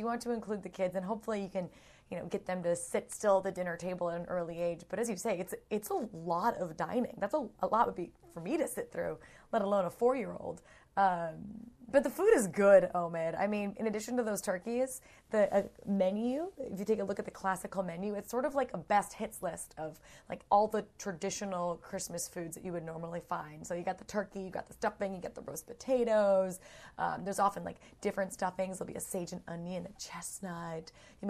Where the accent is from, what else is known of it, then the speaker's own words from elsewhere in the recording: United Kingdom; But then they come back, and of course they have to have tea. We're British, after all.